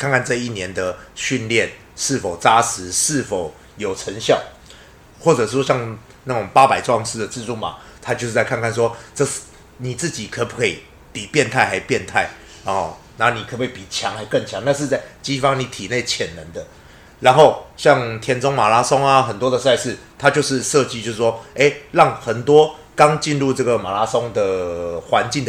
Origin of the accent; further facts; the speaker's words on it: Budai, Chiayi County, Taiwan; 我知，我知，我知，我知，我我台湾人，我嘉义布袋，